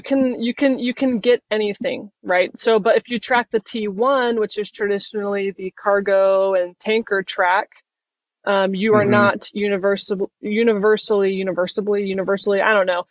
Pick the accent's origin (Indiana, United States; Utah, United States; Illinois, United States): Utah, United States; moved away as an adult; I grew up in Utah as well